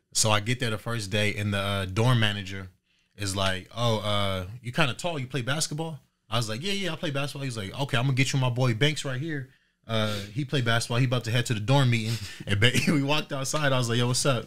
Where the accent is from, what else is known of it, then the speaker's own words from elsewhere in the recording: Riverside, California, United States; also born or lived in Moreno Valley, California; now in Dayton, United States; I grew up in California, um, between Merino Valley, Riverside, uh, my pops is from